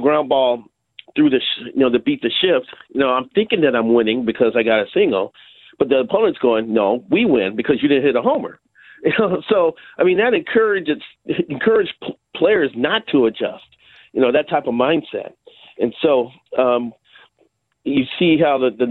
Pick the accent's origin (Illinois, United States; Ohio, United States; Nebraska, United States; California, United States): Illinois, United States; Chicago; moved away; I grew up in Chicago